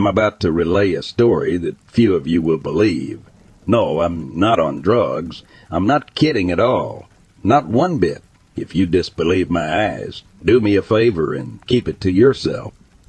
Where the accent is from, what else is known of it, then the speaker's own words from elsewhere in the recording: California, United States; I grew up surfing in Southern California.